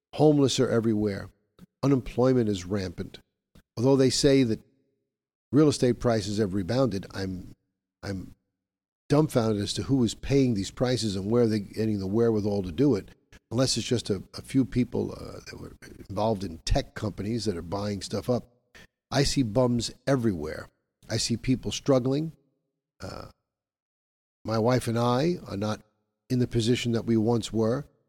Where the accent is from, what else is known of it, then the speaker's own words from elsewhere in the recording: New York, United States; as a New Yorker myself